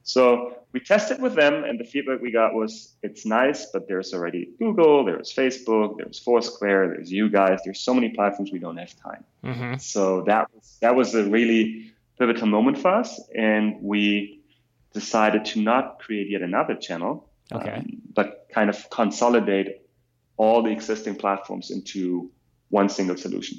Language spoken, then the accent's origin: English; Germany; accent: German; English is a second language; moved away as an adult; also born or lived in Berlin / Chicago / New York; now in San Francisco, United States; you'll probably hear a slight German accent. I'm from Germany.